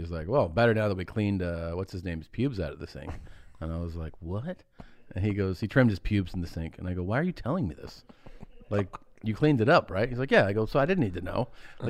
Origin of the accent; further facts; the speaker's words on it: Ohio, United States; Wow, big endorsement, man, from my home state.